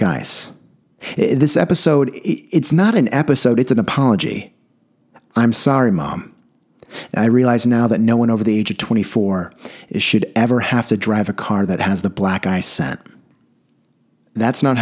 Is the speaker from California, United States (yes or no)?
yes; San Diego, California, United States; growing up in San Diego